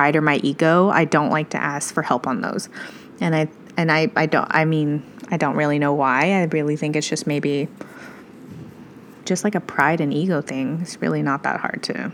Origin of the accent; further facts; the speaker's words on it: Midwest, United States; I'm from the Midwest